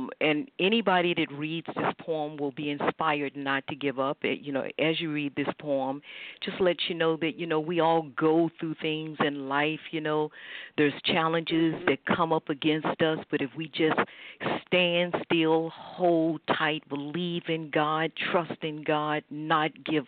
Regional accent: South Hill, Virginia, United States; moved away as an adult; I was raised in South Hill, you know, at a very young age.

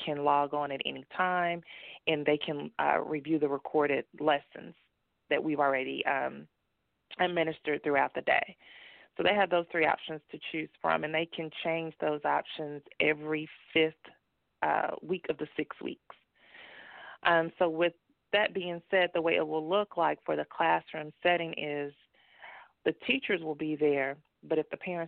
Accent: Dallas, Texas, United States; moved away as an adult; also born or lived in North Carolina; I am from Dallas, and I went to college in North Carolina, where I was there for about 20 years. And once I got my divorce, moved back to Texas

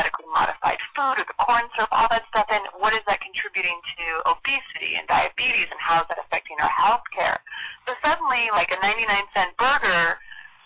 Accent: Washington, United States; I grew up in Washington State

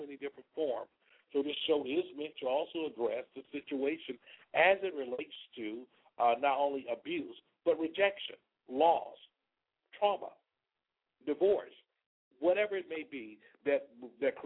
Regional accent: Selma, Alabama, United States; now in Palm Beach, United States; I'm a native of Alabama from a little city you may have heard of called Selma.

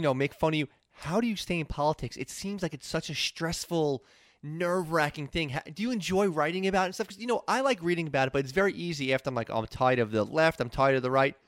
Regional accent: New York, United States; being a New Yorker

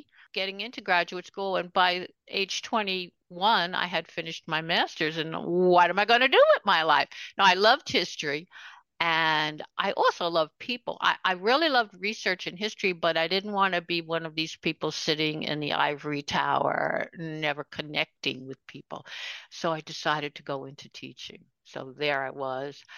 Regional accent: New York City, New York, United States; I grew up in Queens.

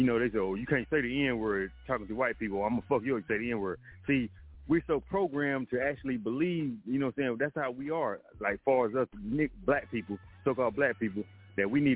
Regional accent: North Carolina, United States; also born or lived in Manhattan, New York; North Carolina, where I'm from. Like I told you, North Carolina, I'm from the heart of the North Carolina, you know what I'm saying, the pork-producing capital of the world, right? But I was born in Manhattan, you know what I'm saying? So listen, raised down here

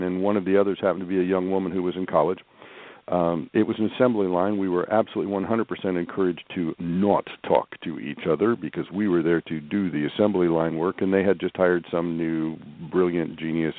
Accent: Kansas City, Kansas, United States; also born or lived in St. Louis, Missouri; I did most of my growing up in Kansas, in the just outside Kansas City on the Kansas side.

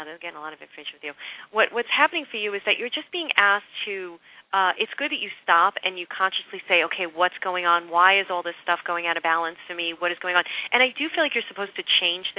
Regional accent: New York City, New York, United States; I'm from Brooklyn.

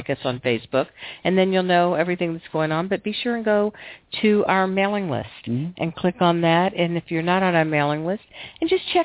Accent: Florida, United States; moved away; I grew up in Florida

